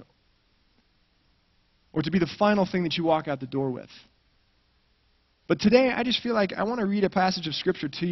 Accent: Colorado, United States; moved away as an adult; also born or lived in Santa Barbara, California; I grew up in Colorado, right in the shadow of the Rocky Mountains

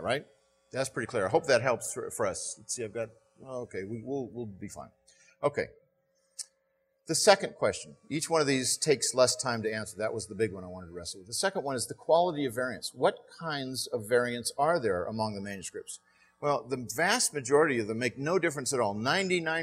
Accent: Southern California, United States; now in Texas, United States; I grew up in Southern California.

